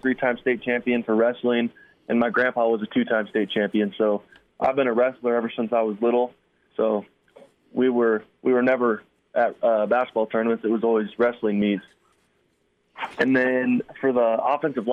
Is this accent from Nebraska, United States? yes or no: yes; Mitchell, Nebraska, United States; also born or lived in Scottsbluff, Nebraska; I'm actually originally from Mitchell, which is about the town about 8 miles away from Scotts Bluff